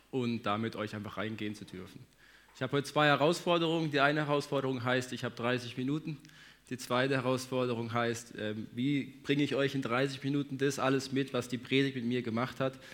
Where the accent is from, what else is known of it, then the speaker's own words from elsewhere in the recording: Hagen, North Rhine-Westphalia, Germany; Für alle, die mich jetzt noch nicht gesehen haben, hier, ähm, ich komme aus Hagen, wohne da mit meiner Frau, zwei Kindern.